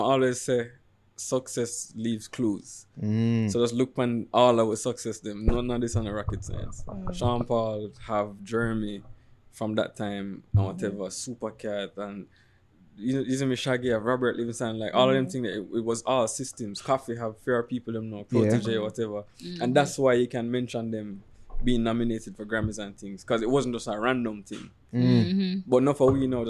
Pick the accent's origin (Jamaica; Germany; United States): Jamaica; we come from Jamaica